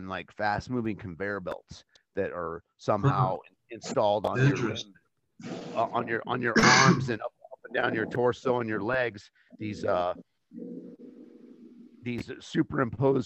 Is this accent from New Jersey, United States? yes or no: no; Albuquerque, New Mexico, United States; I grew up in Albuquerque, New Mexico